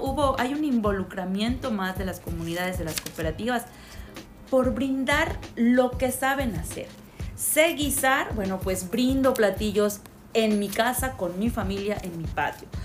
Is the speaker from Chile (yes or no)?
no; Yucatán, Mexico; nosotros como yucatecos